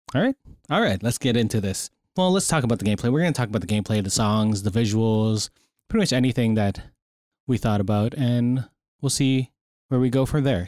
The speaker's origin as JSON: {"language": "English", "country": "Canada", "said": "we're Canadian here"}